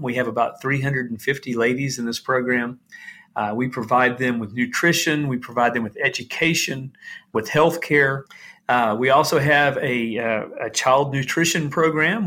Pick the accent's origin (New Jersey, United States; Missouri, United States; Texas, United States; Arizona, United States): Texas, United States; Dallas; moved away as an adult; now in Haiti; we're generations from Dallas, Texas